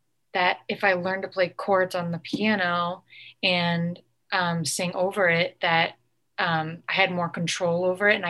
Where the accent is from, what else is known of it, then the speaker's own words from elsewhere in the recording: Connecticut, United States; now in Los Angeles, United States; I was born and raised in Connecticut